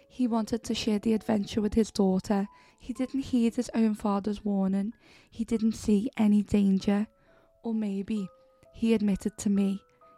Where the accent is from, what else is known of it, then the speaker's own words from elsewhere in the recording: Pendle, North West England, United Kingdom; Of course, I grew up in Pendle, so it was hard to avoid general talks of witches, especially at Halloween.